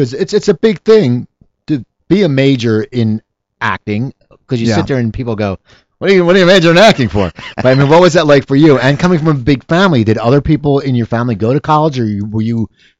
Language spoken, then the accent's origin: English; near Philadelphia, Pennsylvania, United States; I grew up near Philadelphia.